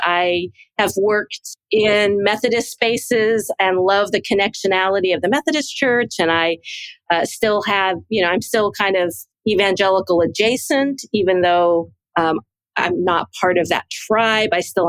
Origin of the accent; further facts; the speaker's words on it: Orange County, California, United States; moved away as an adult; also born or lived in Burundi / Southwest US; I am a California girl, born and raised in Orange County, so the kind of the heart of Southern California. I was born into the Catholic Church